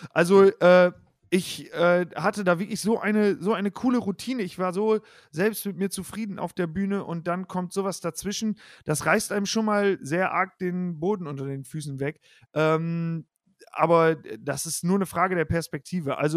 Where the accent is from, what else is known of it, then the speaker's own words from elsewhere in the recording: Osnabrück, Lower Saxony, Germany; es gibt eine Show mhm. in Osnabrück, wo ich herkomme, die heißt … liest eure Witze.